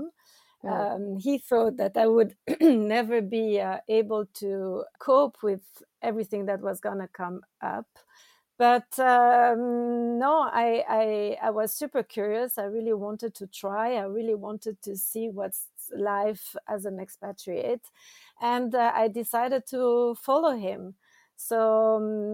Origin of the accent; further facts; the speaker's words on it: Switzerland; English is a second language; moved away as an adult; also born or lived in Africa / Indonesia / Brazil / Mexico; now in Dubai, United Arab Emirates; I'm originally from Switzerland. That's where I've done my studies and where my family lives